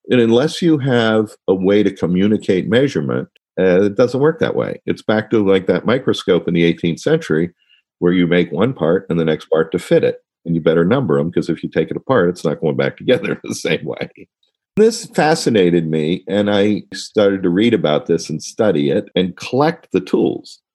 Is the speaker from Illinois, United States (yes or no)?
no; Washington, District of Columbia, United States; also born or lived in Ohio; we moved to Washington, D.C. in 1962